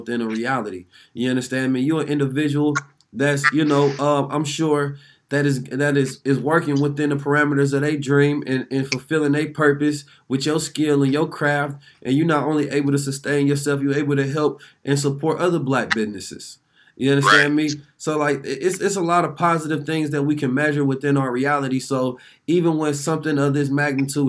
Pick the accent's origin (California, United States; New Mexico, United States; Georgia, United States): California, United States; Oakland; also born or lived in St. Louis, Missouri; I'm from Oakland, California